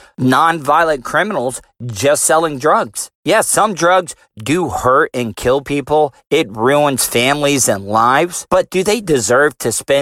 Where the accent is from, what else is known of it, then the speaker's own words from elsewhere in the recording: DeLeon Springs, Florida, United States; me and my boys growing up in De Leon Springs